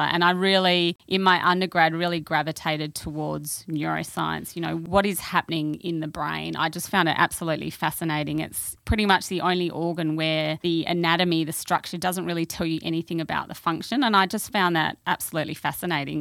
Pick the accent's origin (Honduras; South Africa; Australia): Australia; Perth, Western Australia; also born or lived in London; I grew up in W A. I grew up in Perth